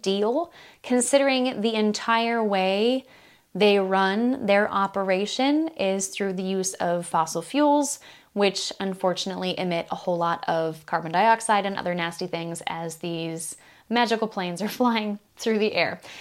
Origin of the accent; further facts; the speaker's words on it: Iowa, United States; Des Moines, Iowa, the capital of my home state